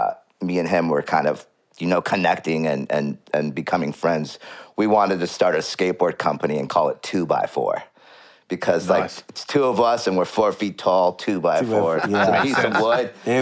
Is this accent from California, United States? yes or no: yes; California, United States; now in Los Angeles, United States; Well, I moved to Los Angeles, and so I came from NorCal to Los Angeles.